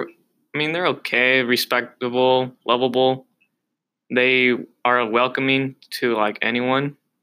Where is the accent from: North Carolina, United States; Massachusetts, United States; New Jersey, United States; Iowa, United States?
Iowa, United States; also born or lived in Texas; and then I moved to Iowa.